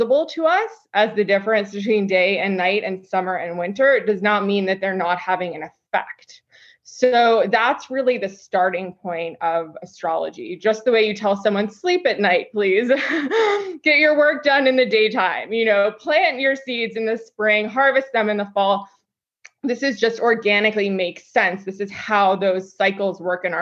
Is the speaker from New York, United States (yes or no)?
yes; New York City, New York, United States; I grew up in New York City.